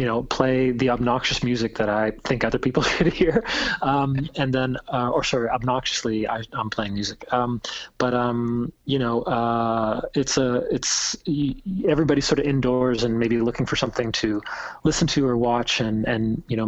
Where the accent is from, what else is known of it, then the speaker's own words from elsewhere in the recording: Halifax, Nova Scotia, Canada; growing up in Halifax